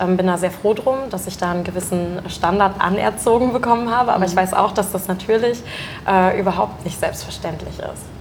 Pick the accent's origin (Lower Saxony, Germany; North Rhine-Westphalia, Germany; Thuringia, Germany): Lower Saxony, Germany; rural area between Uelzen, Lüneburg and Braunschweig; also born or lived in Mannheim; now in Hamburg, Germany; Hamburg ist von dort, wo ich herkomme, tatsächlich auch so gesehen die nächstgrößere Stadt. Also es gibt noch Uelzen, Lüneburg, Braunschweig. So, ich mhm. wohne genau in der oder ich wohnte genau in der Mitte